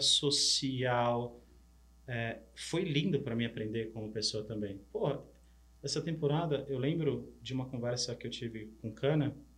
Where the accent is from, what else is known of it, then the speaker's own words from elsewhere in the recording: São Paulo, Brazil; also born or lived in Paraná, Brazil; eu sou do interior do Paraná, mas vim para São Paulo criança, mas todas as férias escolares de julho e final de ano voltava para a fazenda dos avós, no Paraná